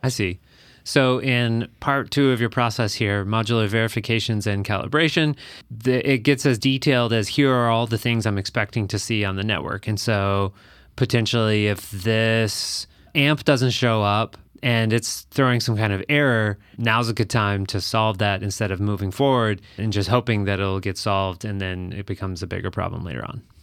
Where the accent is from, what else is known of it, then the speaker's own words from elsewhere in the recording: Texas, United States; now in Minneapolis, United States; I actually grew up in Texas